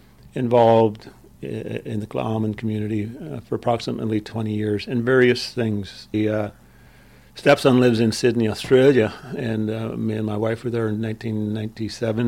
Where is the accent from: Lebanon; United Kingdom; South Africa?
United Kingdom; Belfast, Northern Ireland; now in Canada; I'm originally from West Belfast, Ireland